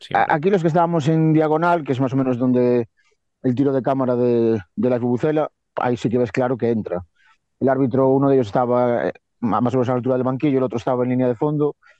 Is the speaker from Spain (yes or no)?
yes; Viveiro, Galicia, Spain; de Viver, de mi pueblo